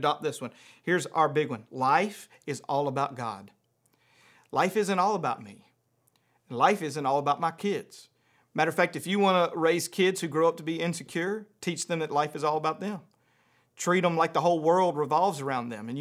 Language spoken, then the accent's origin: English; around Shreveport, North Louisiana, United States; moved away; I grew up in Louisiana. I went to public school in Louisiana